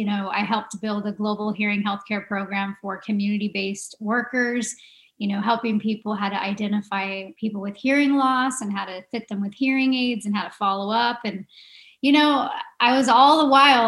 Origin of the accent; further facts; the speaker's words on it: Arizona, United States; moved away as an adult; I grew up here in Arizona